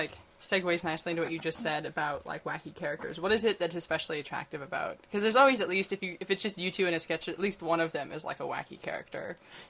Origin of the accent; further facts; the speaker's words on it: Orange County, California, United States; I'm from Orange County